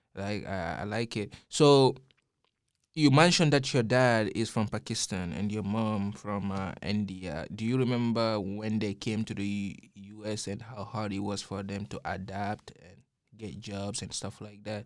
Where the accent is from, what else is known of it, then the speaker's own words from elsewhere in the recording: Guinea; now in Austin, United States; growing up in Guinea, I grew up seeing my father as a doctor